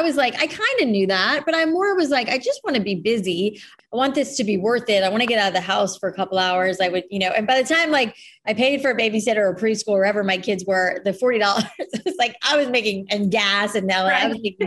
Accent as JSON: {"language": "English", "town": "Boca Raton", "region": "Florida", "country": "United States", "tie": "born or raised there", "also_born_or_lived": "New York / San Francisco", "moved": "as an adult", "lives_now": "Los Angeles, United States", "said": "we grew up in Boca"}